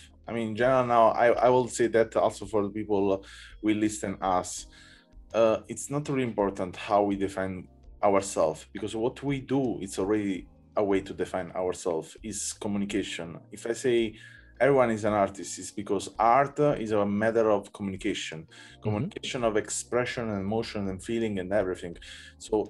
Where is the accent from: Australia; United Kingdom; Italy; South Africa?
Italy; I'm from Italy